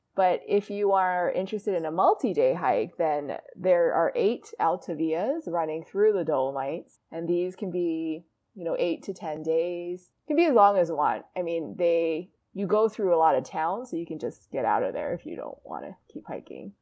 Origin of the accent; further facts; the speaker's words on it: Hawaii, United States; I'm from Hawaii